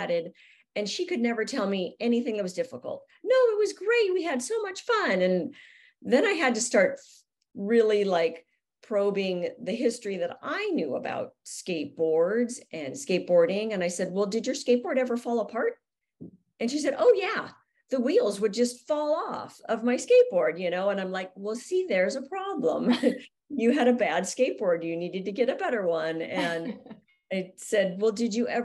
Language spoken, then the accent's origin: English; Southern California, United States; growing up in Southern California, I knew about skateboarding. It's everywhere here